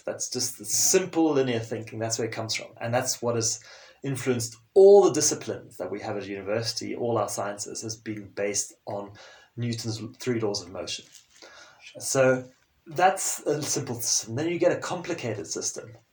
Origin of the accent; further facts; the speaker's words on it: Zimbabwe; first language French; English is a second language; moved away as an adult; also born or lived in South Africa / South America / United Kingdom / Sweden; growing up in Zimbabwe and a fairly sheltered environment